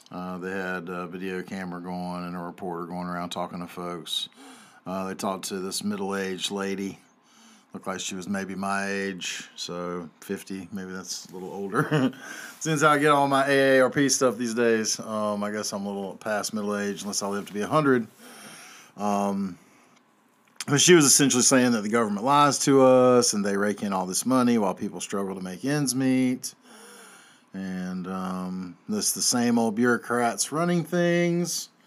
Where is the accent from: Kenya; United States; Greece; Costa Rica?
United States; Southern United States; I'm a Southerner.